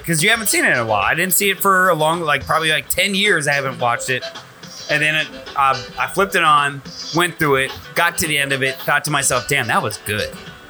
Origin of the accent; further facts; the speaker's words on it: Austria; I am from Austria.